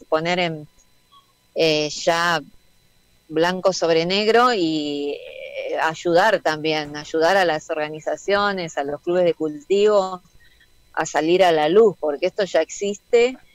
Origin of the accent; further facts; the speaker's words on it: Argentina; es poner en valor aquello que nosotros como argentinos y argentinas aprendimos a hacer